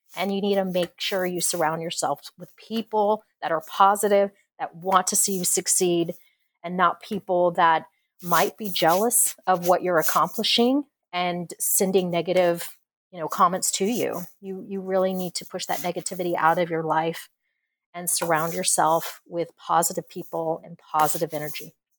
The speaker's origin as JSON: {"language": "English", "town": "Corpus Christi", "region": "Texas", "country": "United States", "tie": "born or raised there", "said": "I grew up in Corpus Christi, so we would have hurricanes and tropical storms"}